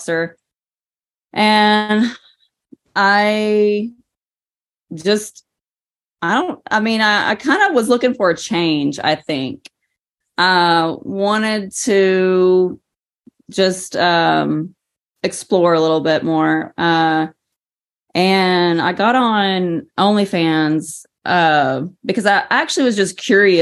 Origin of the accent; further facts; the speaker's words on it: east of Dallas, Texas, United States; also born or lived in Oklahoma City, Oklahoma; I was raised east of Dallas, basically from, you know, before I was even one years old. I mean, I was just born in Oklahoma. I wasn't actually raised there.